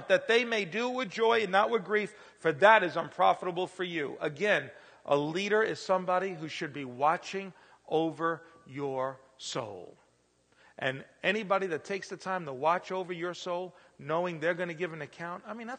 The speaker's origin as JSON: {"language": "English", "town": "New York City", "region": "New York", "country": "United States", "tie": "born or raised there", "also_born_or_lived": "Pennsylvania", "moved": "yes", "lives_now": "Indiana, United States", "said": "I was real young, growing up in the Bronx"}